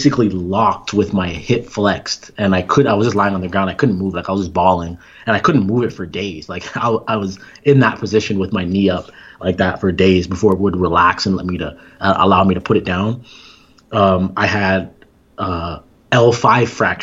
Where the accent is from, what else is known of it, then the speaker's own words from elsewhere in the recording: Toronto, Ontario, Canada; moved away as an adult; also born or lived in Iowa State; now in United States; I'm originally from Toronto, Ontario. So I grew up running track